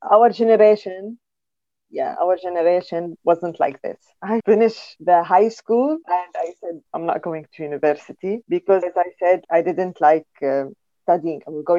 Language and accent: English; Syria; moved away as an adult; now in United Kingdom; my two worlds are Syria and UK. I lived my whole life in Syria. And UK now, I came here, settled with my children, and they grow here. I'm working here. I've never worked in my country